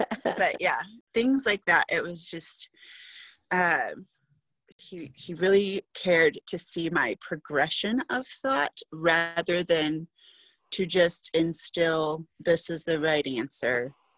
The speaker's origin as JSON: {"language": "English", "town": "Fort Huachuca", "region": "Arizona", "country": "United States", "tie": "born there", "said": "I knew I was born in Arizona, Fort Huachuca"}